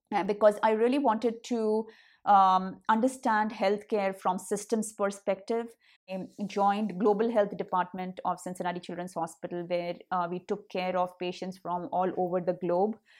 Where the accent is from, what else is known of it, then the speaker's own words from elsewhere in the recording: India; accent: Hindi; moved away as an adult; now in United States; I, um, had my accent, uh, you know, the Hindi accent that I, today I very proudly carry